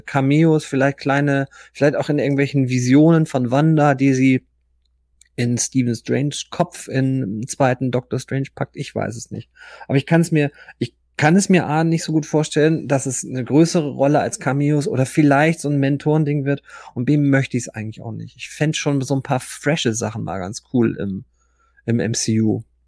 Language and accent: German; Germany